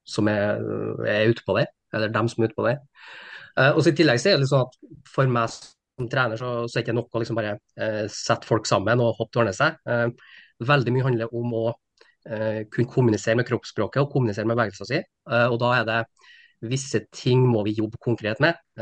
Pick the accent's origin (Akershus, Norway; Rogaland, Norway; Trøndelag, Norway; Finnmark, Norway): Trøndelag, Norway; Steinkjer; moved away as an adult; now in Trondheim, Norway; Jeg er fra Steinkjer, så jeg er inntrønder, men har bodd egentlig hele mitt voksne liv i, i Trondheim